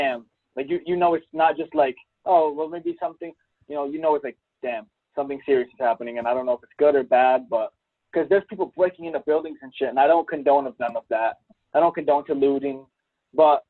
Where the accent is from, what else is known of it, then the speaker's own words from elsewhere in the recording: United States; My parents were actually the first ones to America, and then I was born in America